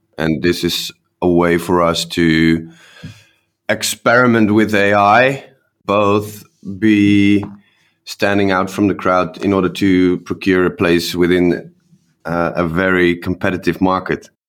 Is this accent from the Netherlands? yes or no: yes; Netherlands; we're from the Netherlands